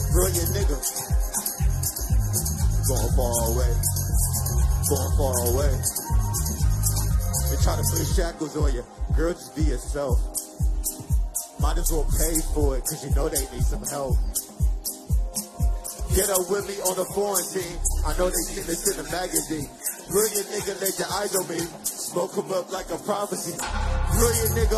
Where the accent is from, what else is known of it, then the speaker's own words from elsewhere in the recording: Compton, California, United States; I'm from Compton, California